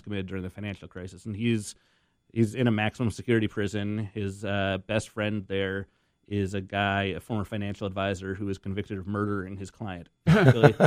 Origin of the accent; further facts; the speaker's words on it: Boston, Massachusetts, United States; I'm from Boston